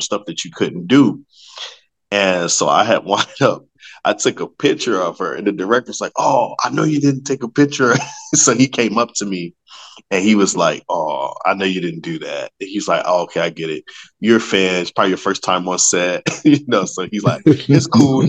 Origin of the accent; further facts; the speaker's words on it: Chicago, Illinois, United States; moved away as an adult; now in California, United States; I am from Chicago, born and raised